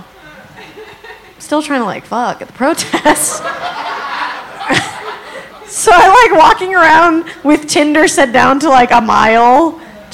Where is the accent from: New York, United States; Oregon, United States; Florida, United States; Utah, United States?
Utah, United States; Salt Lake City; now in Los Angeles, United States; I'm actually from Salt Lake City.